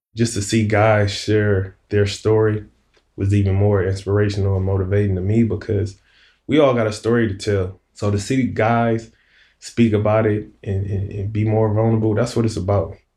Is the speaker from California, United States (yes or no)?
yes; Compton, California, United States; moved away as an adult; I'm from Compton, California